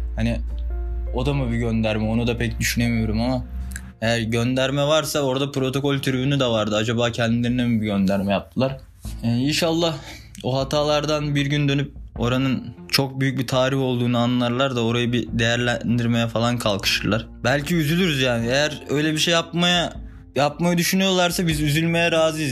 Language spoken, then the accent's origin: Turkish; Akyazı, Sakarya, Turkey; born or raised there